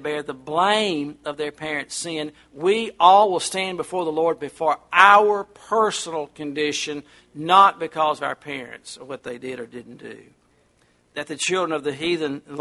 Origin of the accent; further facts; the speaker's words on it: United States; I'm not British. I'm American